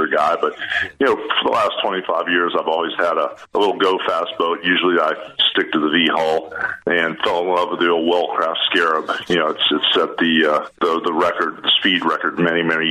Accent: Tampa, Florida, United States; also born or lived in Augusta, Georgia / Atlanta / New York / Connecticut; now in Clearwater, United States; I grew up in South Tampa over where McDillon-Gandy intersect

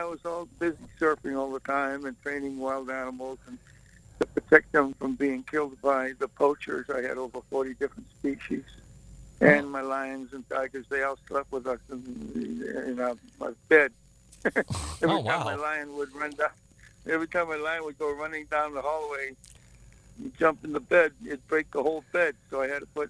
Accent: Boston, Massachusetts, United States; moved away; I'm from Boston

